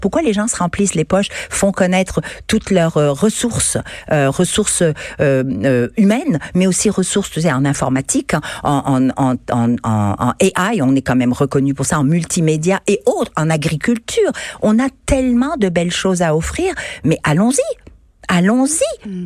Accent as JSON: {"language": "French", "region": "Quebec", "country": "Canada", "said": "Je suis québécoise, canadienne, je suis femme, je suis européenne, je suis universelle, puisque je viens d'origines multiples"}